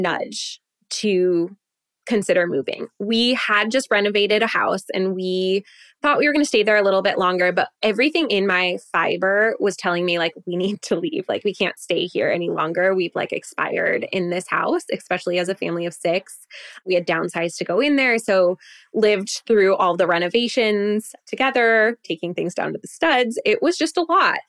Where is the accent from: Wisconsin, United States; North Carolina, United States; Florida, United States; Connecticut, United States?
Wisconsin, United States; moved away as an adult; we were born and raised in Wisconsin